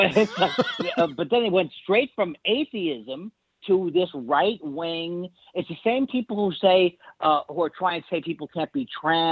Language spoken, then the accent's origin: English; New York City, New York, United States; I grew up in Whitestone, which is right like 10 minutes from Shea Stadium